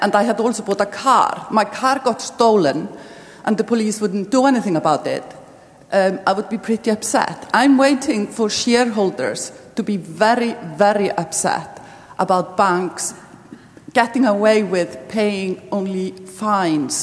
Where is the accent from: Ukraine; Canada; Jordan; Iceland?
Iceland; I'm not from Cyprus, I'm from Iceland.